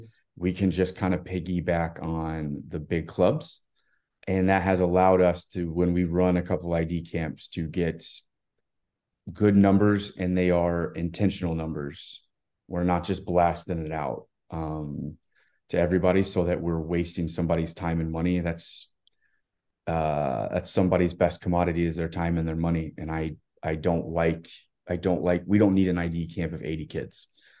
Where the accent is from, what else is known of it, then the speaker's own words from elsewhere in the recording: Texas, United States; I grew up obviously in Texas